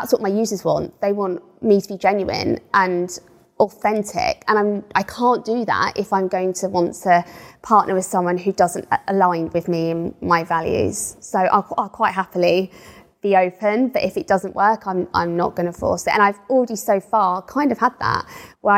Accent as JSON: {"language": "English", "country": "United Kingdom", "said": "we're white British"}